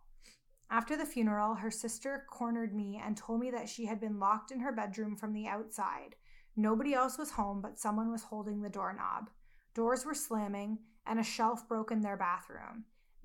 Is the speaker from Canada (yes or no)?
yes; Canada; accent: Canadian; my Canadian accent